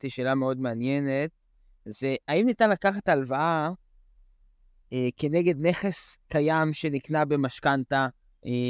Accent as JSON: {"language": "Hebrew", "country": "United States", "said": "אני יכול להגיד גם למאזינים שאנחנו, אה, כאמריקאים, מקבלים אה, cash out 80 אה, loan to value."}